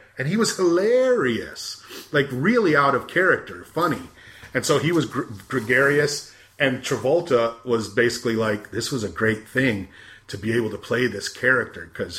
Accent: United States; also born or lived in Michigan / California / Arizona; been a white man for a long, long time. But I like to think I'm fairly liberal. Growing up in Michigan and California

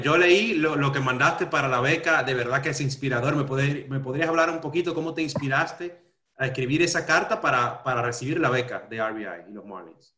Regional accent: Dominican Republic; yo soy de República Dominicana

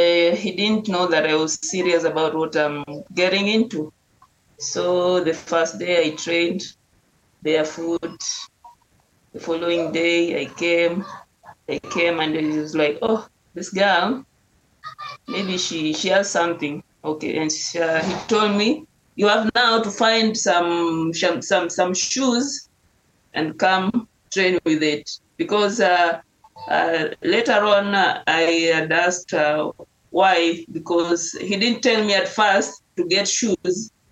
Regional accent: Nairobi, Kenya; English is a second language; Growing up, we just had an easy life, not that tough, but at least I can say we can manage to eat like every day.

